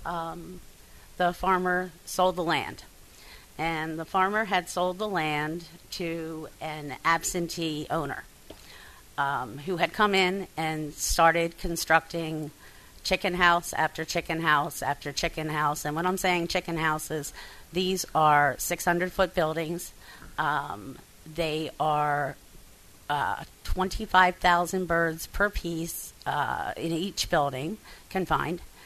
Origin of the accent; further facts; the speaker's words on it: Bucks County, Pennsylvania, United States; also born or lived in Delta, Pennsylvania; I grew up in Bucks County, uh, Pennsylvania, which is a farming community.